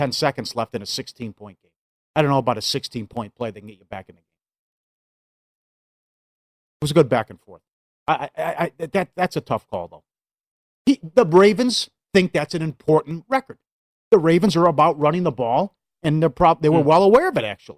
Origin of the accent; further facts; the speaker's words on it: Midwest, United States; I'm from the Midwest.